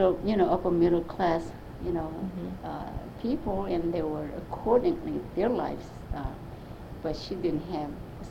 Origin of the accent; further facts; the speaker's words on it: South Korea; Mexico? No, and I told him I'm from Korea, and I'm not ashamed to tell him because that's where I'm from.